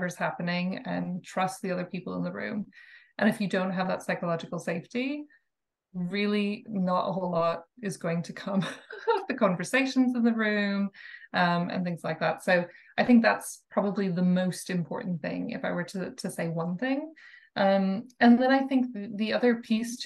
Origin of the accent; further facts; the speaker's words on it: Minnesota, United States; moved away as an adult; also born or lived in China; now in Denmark; I'm from Minnesota, a small town in Minnesota in the US